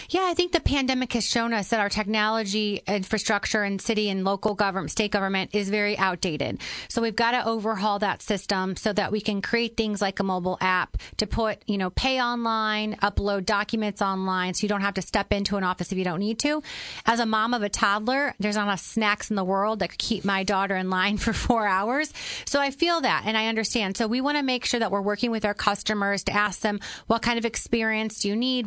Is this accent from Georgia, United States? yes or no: no; Granite City, Illinois, United States; now in Chicago, United States; I am a girl from Granite City.